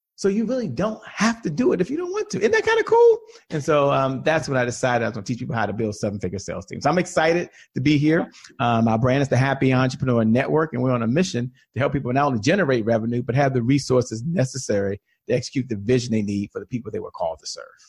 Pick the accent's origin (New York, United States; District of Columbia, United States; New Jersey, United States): District of Columbia, United States; Washington; a native Washingtonian. I've only worked for one company my entire career. I'm from Washington, D.C.